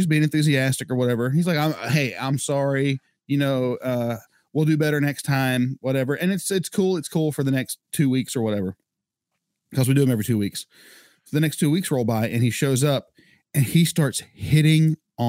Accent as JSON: {"language": "English", "region": "North Carolina", "country": "United States", "said": "we're from North Carolina"}